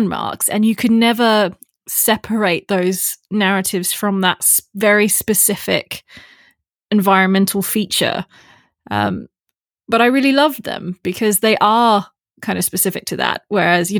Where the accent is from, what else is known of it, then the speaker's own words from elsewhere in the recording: Australia; So I'm from Australia, and when I was a kid, I loved hearing the Aboriginal Dreamtime stories